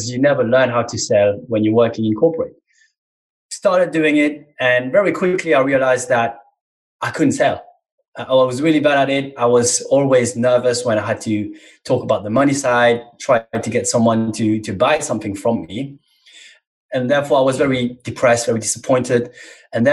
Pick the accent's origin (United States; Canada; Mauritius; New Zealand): Mauritius; moved away as an adult; now in England; I was born in Mauritius, a small island in the Indian Ocean. So I'm African